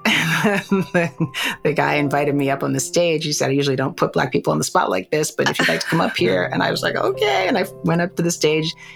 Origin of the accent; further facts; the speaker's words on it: New York, United States; I was raised on the Upper West Side, Manhattan, New York, New York.